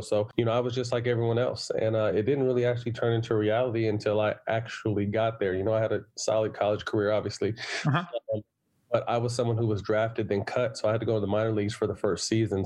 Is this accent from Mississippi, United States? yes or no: no; Sacramento, California, United States; also born or lived in San Jose, California / Los Angeles, California; I was born in uh, San Jose, then moved to Sacramento at about nine. So then I was in Sacramento from about nine to eighteen until I went uh-huh. to UCLA